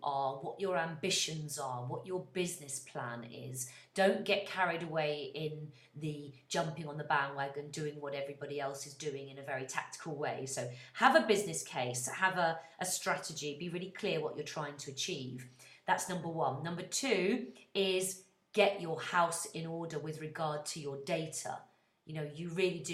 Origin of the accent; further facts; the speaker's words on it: United Kingdom; I'm British and very proud of it